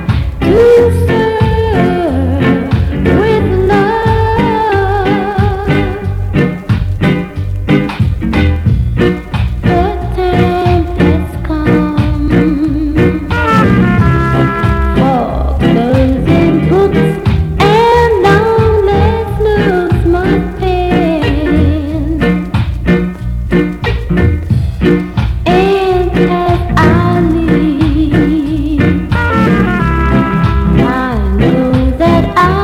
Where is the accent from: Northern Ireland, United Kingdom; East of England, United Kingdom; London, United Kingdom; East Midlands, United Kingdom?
East Midlands, United Kingdom; Leicester; Leicester City, my hometown